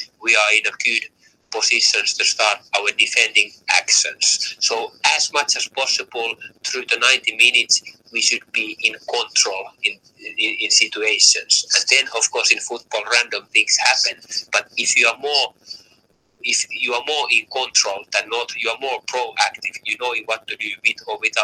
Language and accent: English; Finland; English is a second language; moved away as an adult; now in Tromsø, Norway; I had very good 4 years, you know, back my home country in Finland.